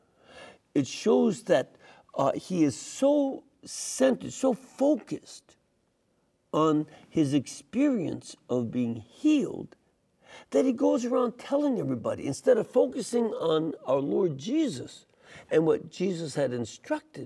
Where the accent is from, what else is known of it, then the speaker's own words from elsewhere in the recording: Chicago, Illinois, United States; I'm from Chicago